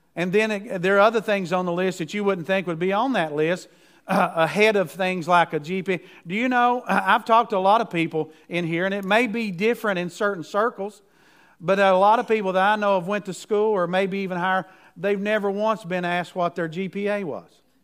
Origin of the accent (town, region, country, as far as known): United States